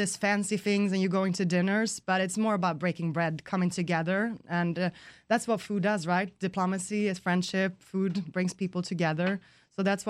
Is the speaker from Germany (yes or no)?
no; West Coast of Sweden, Sweden; moved away; I'm from the West Coast in Sweden